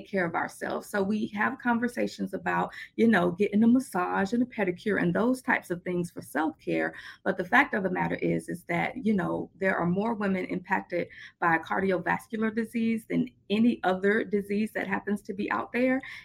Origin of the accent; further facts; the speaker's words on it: Boynton Beach, Florida, United States; accent: Southern twang; So I was born and raised in Boynton Beach, Florida